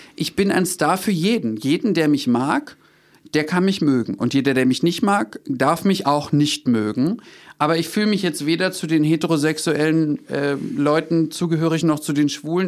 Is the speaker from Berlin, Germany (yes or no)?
yes; Berlin, Germany; wir leben leben in Berlin, ich bin Berliner